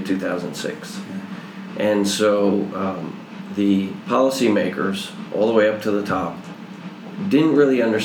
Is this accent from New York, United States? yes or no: yes; New York, United States; moved away as an adult; I grew up in New York